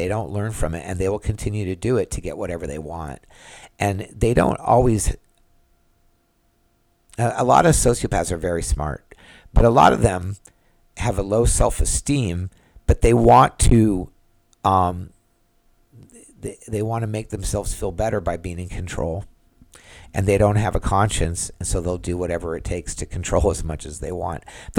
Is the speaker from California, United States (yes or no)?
yes; California, United States; now in Florida, United States; I moved to Florida, and I was from California. And I'm not in California right now, so I don't know what's happening there.